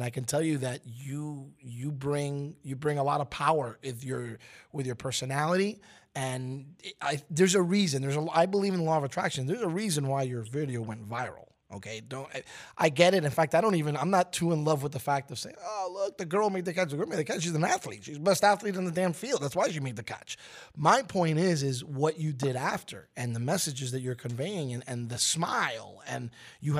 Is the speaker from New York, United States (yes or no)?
yes; New York City, New York, United States; having been born and raised in Brooklyn, New York, I was a Knicks fan.